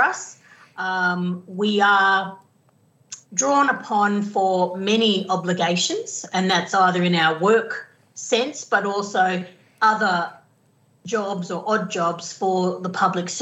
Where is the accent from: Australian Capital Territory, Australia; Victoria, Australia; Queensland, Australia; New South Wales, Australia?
Queensland, Australia; Torres Strait; I'm from the Torres Strait or I've worked in the Torres Strait